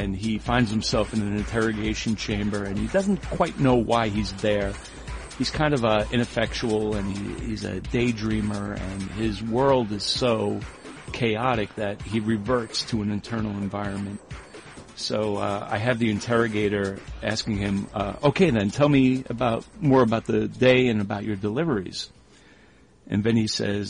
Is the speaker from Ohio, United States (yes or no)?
no; New York, United States; growing up in New York